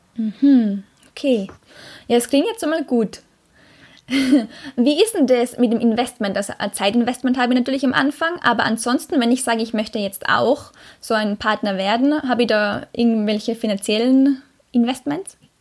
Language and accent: German; Austria; moved away as an adult; Ich komme ursprünglich aus Österreich, bin aber seit über zwei Jahren quer durch die Welt unterwegs als sogenannte digitale Nomadin